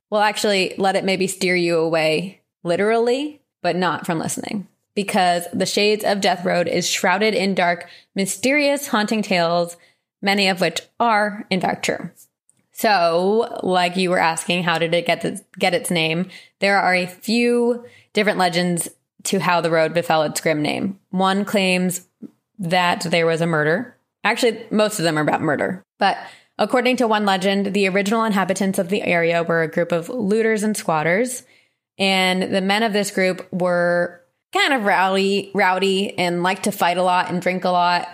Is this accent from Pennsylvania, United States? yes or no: no; New Jersey, United States; moved away; I did, however, go back to my home state